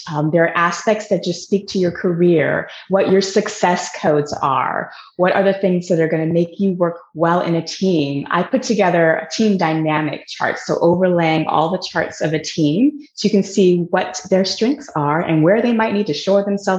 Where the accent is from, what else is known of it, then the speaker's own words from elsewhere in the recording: Seattle, Washington, United States; Seattle, Washington.